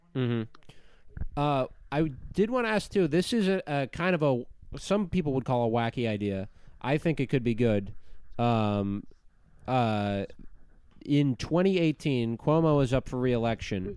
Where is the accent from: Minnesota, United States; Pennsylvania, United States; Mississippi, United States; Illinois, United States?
Minnesota, United States; I'm from Minnesota